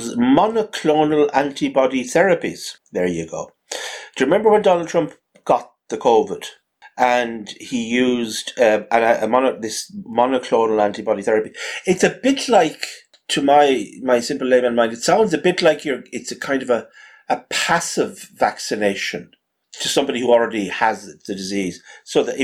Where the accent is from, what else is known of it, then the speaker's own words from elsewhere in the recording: Ireland; as an Irishman